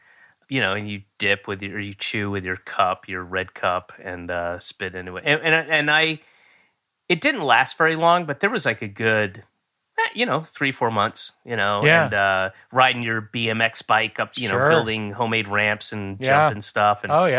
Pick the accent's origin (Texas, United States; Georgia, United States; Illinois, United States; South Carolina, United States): Georgia, United States; Roswell; also born or lived in Florida / Connecticut / New York; I was born in Georgia, and then I moved to Florida and lived there, and then I lived in a bunch of places in Connecticut and New York, and then moved back to Georgia, in Roswell, Georgia, when I was 9.